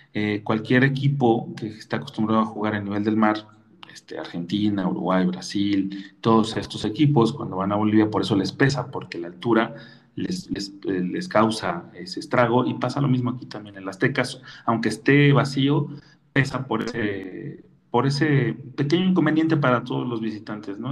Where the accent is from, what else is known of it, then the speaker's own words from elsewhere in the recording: Mexico City, Mexico; Yo soy de San Pedro Jalpa, a buena ley.